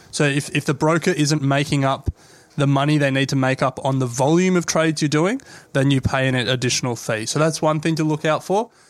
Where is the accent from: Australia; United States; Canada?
Australia; we're Australian